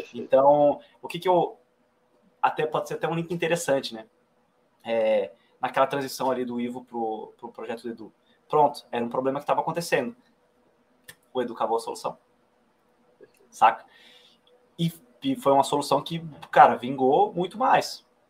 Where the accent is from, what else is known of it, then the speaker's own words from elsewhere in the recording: Florianópolis, Santa Catarina, Brazil; now in Brasília, Brazil; Que é a cidade onde nasci